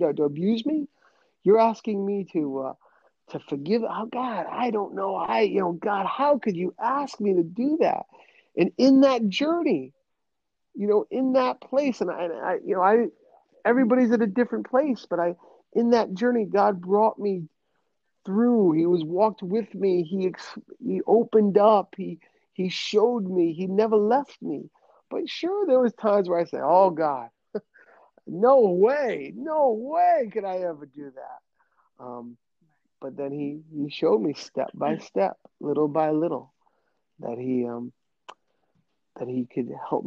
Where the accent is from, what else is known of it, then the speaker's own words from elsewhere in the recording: New England, United States; accent: New England; my New England accent kicked